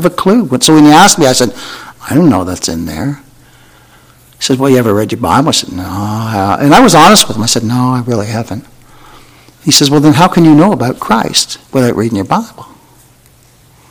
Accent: Canada; I'm Canadian.

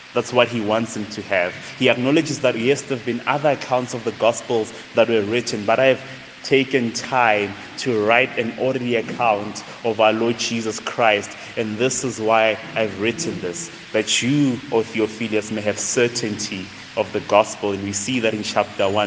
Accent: Tembisa, Gauteng, South Africa; born and raised in a township called Tembisa, just right after Midrand. So that's where I'm from

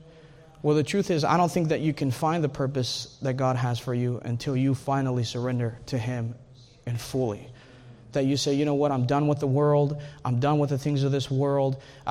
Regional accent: Texas, United States; I know you guys are Texans. I hope most of you guys are Texans. I'm a Texan.

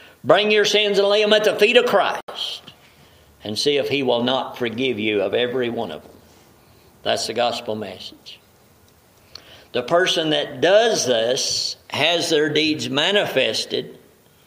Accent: the South, United States; I grew up in the South.

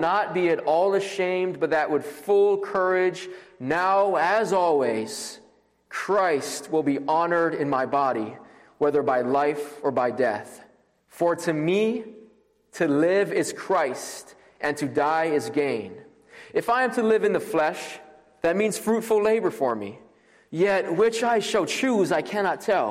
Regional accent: Maui, Hawaii, United States; moved away as an adult; now in Louisville, United States; I am originally from Maui, Hawaii, and I came here for Southern Seminary

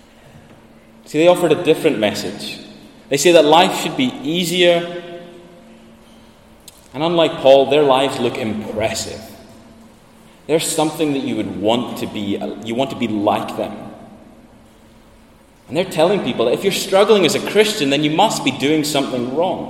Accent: Sandwick, Scotland, United Kingdom; moved away as an adult; I'm from Lewis, I'm from Sandwick, and this was my church before I went away to study.

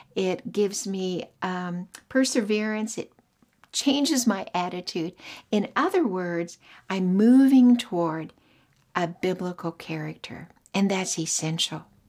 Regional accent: Oklahoma, United States; moved away as an adult; also born or lived in Australia; I was from Oklahoma, married a man, moved to Australia

